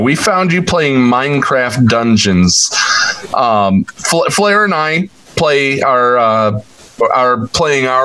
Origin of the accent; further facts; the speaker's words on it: Ohio, United States; forgive the Midwesterner in me, because I you know, was born and raised in Ohio